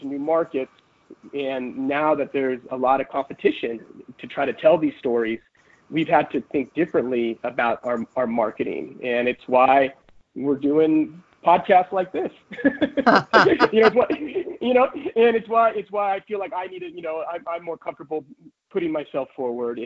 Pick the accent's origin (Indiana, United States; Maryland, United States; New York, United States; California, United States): California, United States; San Diego; moved away; also born or lived in Berkeley, California; I'm from San Diego, California. I was educated in the Bay Area at Berkeley